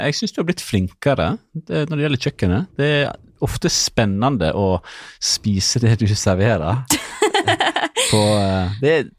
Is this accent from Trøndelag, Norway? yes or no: no; Måløy, Vestland, Norway; accent: Måløy dialect; Jeg er jo fra Måløy. For de som ikke visste det. Sikkert ingen som vet det.